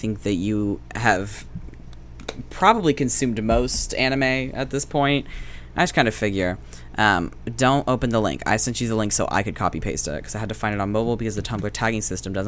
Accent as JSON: {"language": "English", "region": "the South", "country": "United States", "tie": "born or raised there", "said": "we were raised in the South"}